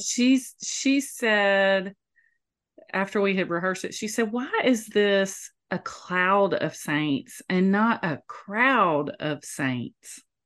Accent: Moultrie, Georgia, United States; moved away; Growing up in Moultrie, that was not necessary 'cause everybody in Moultrie knows how to sing

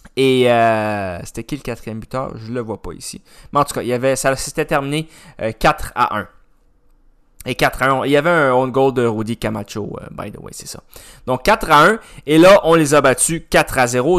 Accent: Canada; on est Canadien quand même

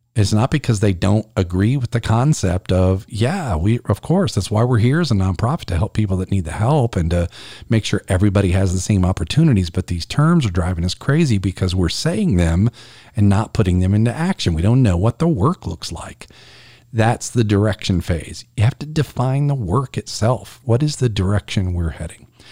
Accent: South Carolina, United States; here in my home state of South Carolina

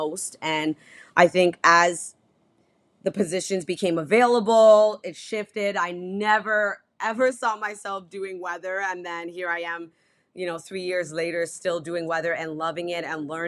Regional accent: Toronto, Ontario, Canada; moved away as an adult; also born or lived in Prince Albert, Saskatchewan / Regina, Saskatchewan; now in Halifax, Canada; I'm born and raised in Toronto

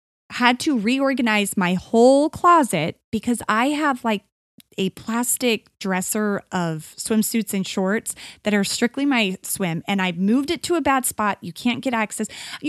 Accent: Arizona, United States; Well, growing up in Arizona, like, swimsuits and pool is life here.

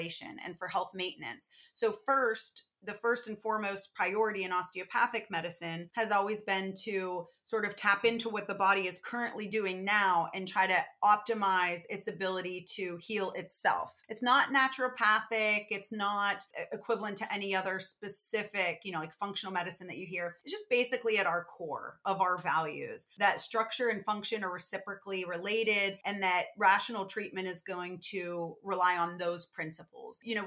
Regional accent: Pittsburgh, Pennsylvania, United States; Being from Pittsburgh

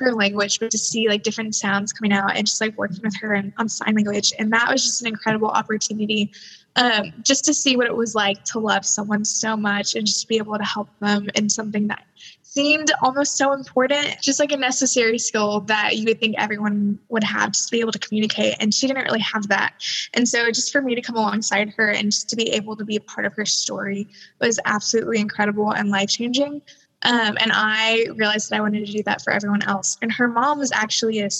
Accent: Fort Worth, Texas, United States; I'm from Fort Worth, Texas

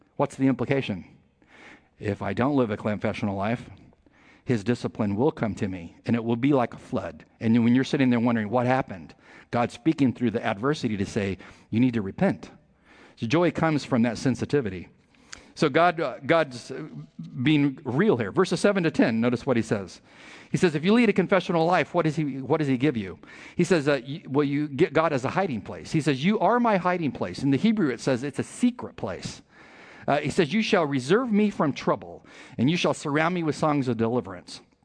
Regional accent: San Diego, California, United States; We're from San Diego

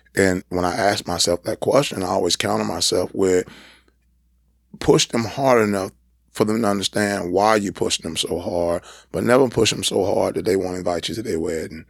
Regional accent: San Diego, California, United States; moved away; up in a single parent home in San Diego, California

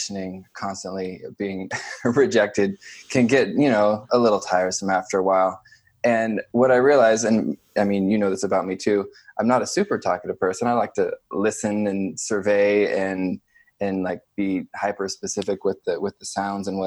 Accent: California, United States; moved away as an adult; also born or lived in East Coast; now in Portland, United States; I grew up in California, so I'm familiar with the West Coast

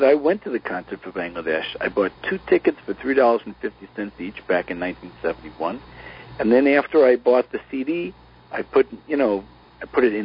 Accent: East Coast, United States; moved away as an adult; I grew up in the East Coast

